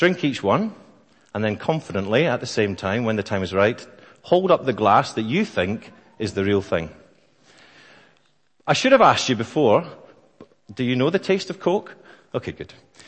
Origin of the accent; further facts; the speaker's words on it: Scotland, United Kingdom; I am also Scottish